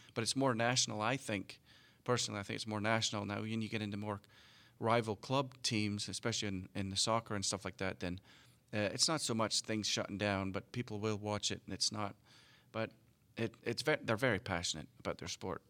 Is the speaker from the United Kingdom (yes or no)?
yes; United Kingdom; moved away; British kids growing up.